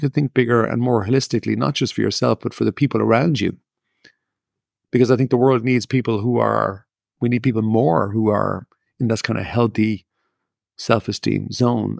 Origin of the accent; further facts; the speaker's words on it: Ireland; I grew up in Ireland